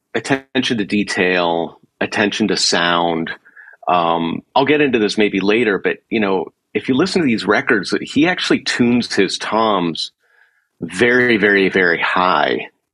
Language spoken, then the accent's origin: English; Pittsburgh, Pennsylvania, United States; moved away; also born or lived in New York; I had actually started as a drummer all through the time growing up in Pittsburgh.